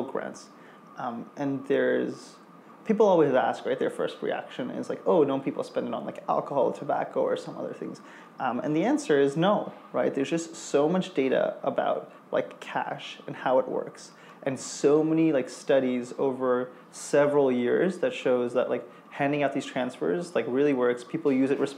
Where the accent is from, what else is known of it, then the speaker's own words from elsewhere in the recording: India; now in New York, United States; my roots of like growing up in India